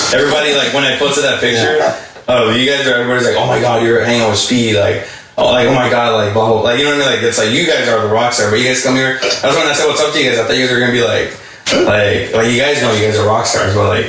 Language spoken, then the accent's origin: English; Mexico; I'm from Mexico.